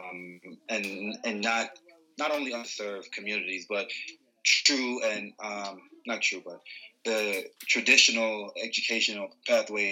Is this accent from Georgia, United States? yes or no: yes; Atlanta, Georgia, United States; growing up in Atlanta, I was blessed to come from an immigrant background.